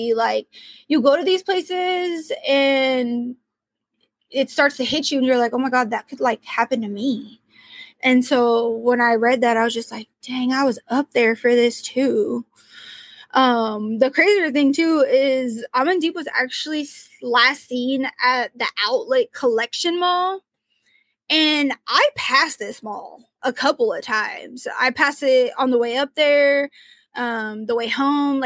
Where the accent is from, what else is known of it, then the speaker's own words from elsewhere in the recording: Portland, Oregon, United States; I'm from Portland, Oregon